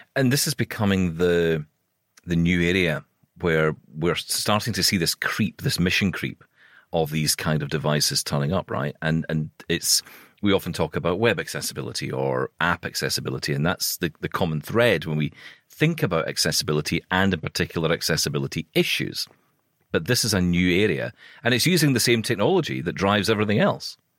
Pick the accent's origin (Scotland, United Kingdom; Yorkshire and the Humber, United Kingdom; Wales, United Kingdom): Scotland, United Kingdom; I'm Scottish